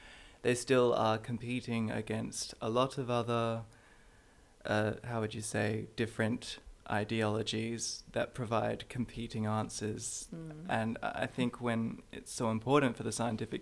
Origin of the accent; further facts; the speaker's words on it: Australia; as an Australian